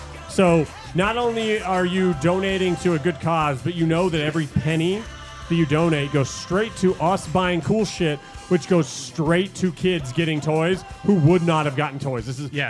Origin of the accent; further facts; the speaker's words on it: Las Vegas, Nevada, United States; Local Las Vegas kids. Cause we're from Vegas.